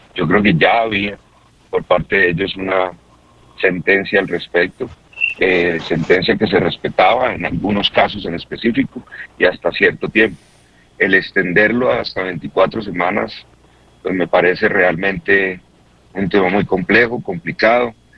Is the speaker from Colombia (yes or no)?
yes; Colombia; nuestro país